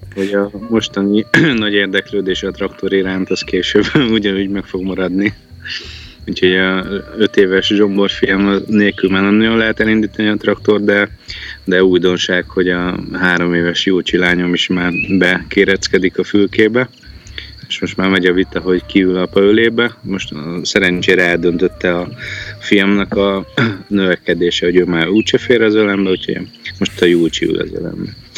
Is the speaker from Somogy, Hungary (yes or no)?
no; Győr, Győr-Moson-Sopron, Hungary; also born or lived in Balatoncsicsó / Nivegy Valley; Győrbe születtünk